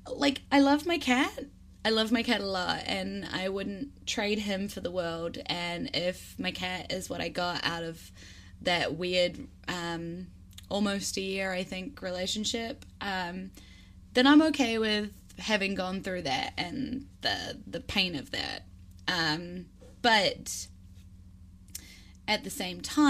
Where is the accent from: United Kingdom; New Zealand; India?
New Zealand; Wellington; my hometown here in Wellington in New Zealand